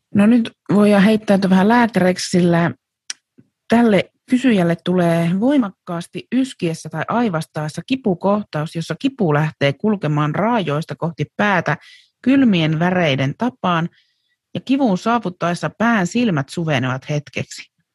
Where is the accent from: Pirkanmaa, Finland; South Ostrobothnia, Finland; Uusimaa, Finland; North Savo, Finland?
North Savo, Finland; Kuopio; me oltiin Euromarketissa silloin Kuopiossa